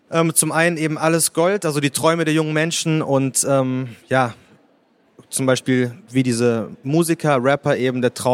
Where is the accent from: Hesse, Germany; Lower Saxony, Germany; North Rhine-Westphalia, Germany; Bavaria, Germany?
North Rhine-Westphalia, Germany; Bielefeld; Also ich bin in Bielefeld aufgewachsen, äh, zur Schule gegangen und habe bis zum äh, Bachelor oder bis zum Ende des Bachelorstudiums da gewohnt.